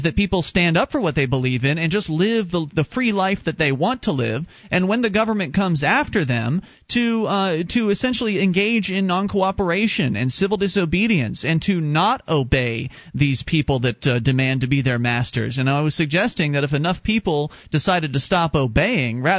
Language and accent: English; Sarasota, Florida, United States; moved away as an adult; now in New Hampshire, United States; I used to live down in Sarasota. I was born and raised down there, lived there for 26 years of my life, and then back in 2006 decided to move to New Hampshire